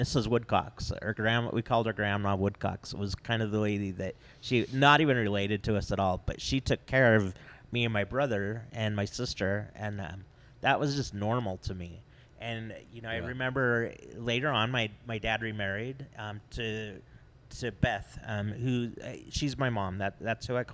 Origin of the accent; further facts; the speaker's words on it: American Fork, Utah, United States; growing up in American Fork was great